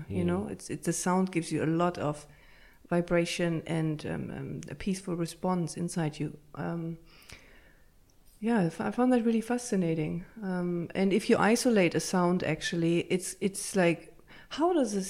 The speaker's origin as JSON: {"language": "English", "region": "Berlin", "country": "Germany", "tie": "born or raised there", "also_born_or_lived": "Münster, Germany", "moved": "as an adult", "lives_now": "Ireland", "said": "grew up in Berlin in a big tower."}